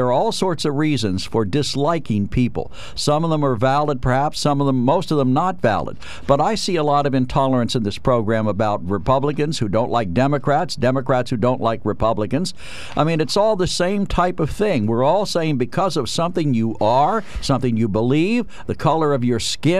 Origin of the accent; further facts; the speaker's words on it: Harrisburg, Pennsylvania, United States; I grew up in Harrisburg